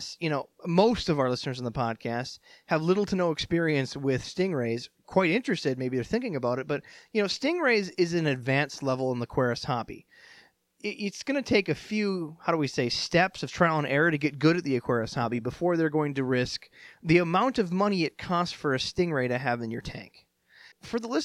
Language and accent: English; Minnesota, United States; I'm from Minnesota